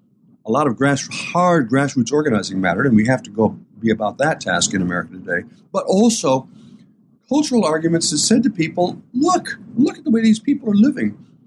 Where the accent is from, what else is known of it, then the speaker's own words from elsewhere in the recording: Port Clinton, Ohio, United States; When I was growing up in Port Clinton and my parents talked about doing things for our kids here in town